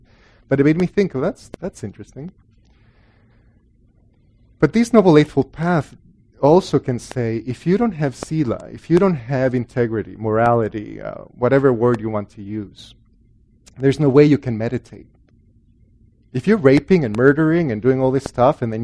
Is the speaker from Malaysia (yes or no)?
no; El Salvador; moved away; also born or lived in Guatemala; I grew up in Catholic El Salvador